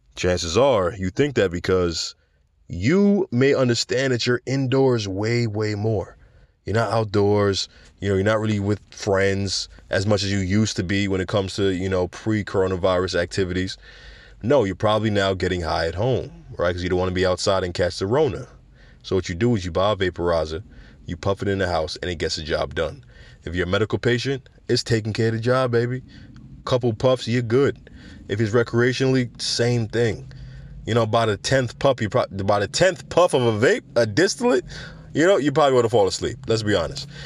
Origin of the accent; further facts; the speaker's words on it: New York City, New York, United States; I'm from the Bronx